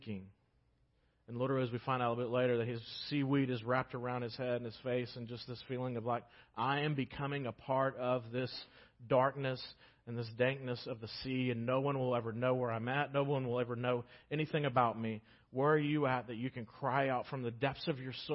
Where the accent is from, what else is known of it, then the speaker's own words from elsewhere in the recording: United States; as American Christians